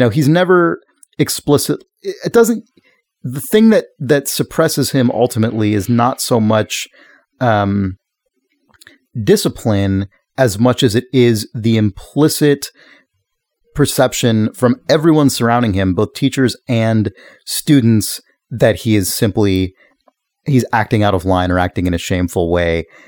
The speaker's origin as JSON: {"language": "English", "country": "United States", "said": "as an American"}